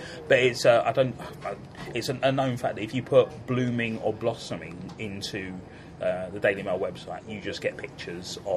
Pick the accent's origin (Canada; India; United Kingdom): United Kingdom; London; growing up in Camberwell